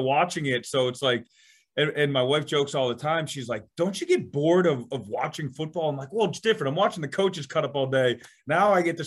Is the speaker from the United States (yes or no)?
yes; Bellingham, Massachusetts, United States; also born or lived in Canada; I'm from Massachusetts